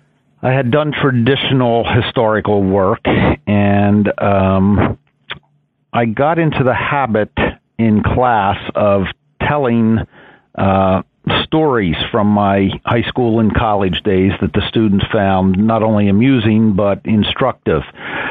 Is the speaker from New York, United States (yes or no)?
no; West Chester, Pennsylvania, United States; I was born and raised in Westchester, Pennsylvania, which is a suburb of Philadelphia.